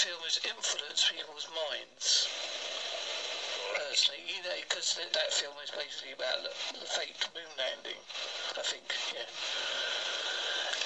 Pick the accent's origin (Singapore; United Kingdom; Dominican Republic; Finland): United Kingdom; Essex and Devon, England; accent: Essex and Devon; my accent's a combination of Essex and Devon